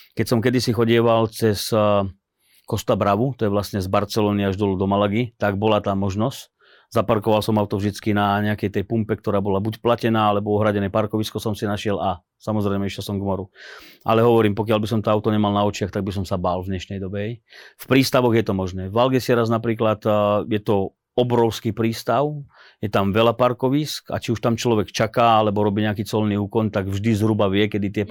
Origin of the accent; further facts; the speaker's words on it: Slovakia; ja som Slovák